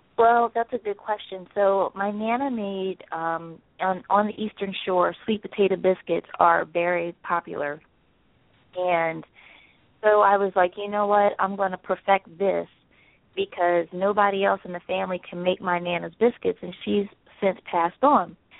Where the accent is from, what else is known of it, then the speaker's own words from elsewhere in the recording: Salisbury, Maryland, United States; now in Philadelphia, United States; I'm originally from Salisbury, Maryland